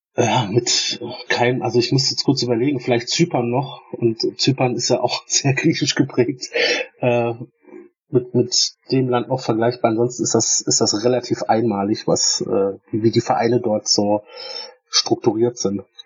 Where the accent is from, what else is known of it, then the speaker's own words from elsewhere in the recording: Stuttgart, Baden-Württemberg, Germany; ich komme ja aus, aus dem Raum Stuttgart